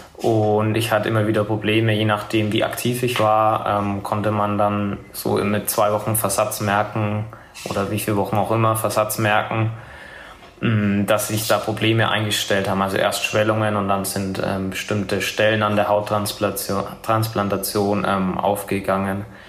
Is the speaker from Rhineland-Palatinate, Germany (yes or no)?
no; Nuremberg, Bavaria, Germany; komme aus Nürnberg. Ähm, komme da ursprünglich auch her und wohne da auch immer noch